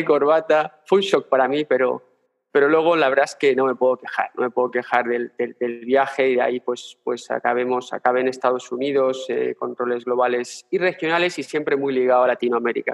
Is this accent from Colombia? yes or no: no; Spain; moved away as an adult; also born or lived in Berlin; mi mujer y yo somos españoles